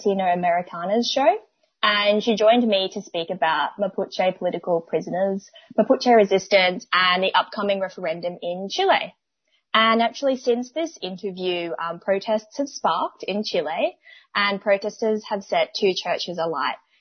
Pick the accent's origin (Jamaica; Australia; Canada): Australia; Brisbane, Queensland; growing up in Minjin, Brisbane